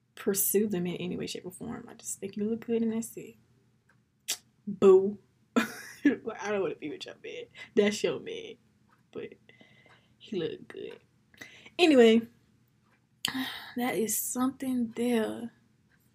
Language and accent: English; United States; as an American black woman